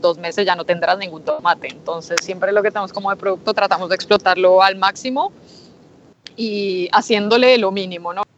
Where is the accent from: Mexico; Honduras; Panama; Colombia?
Colombia; now in Spain; como colombiana me emociona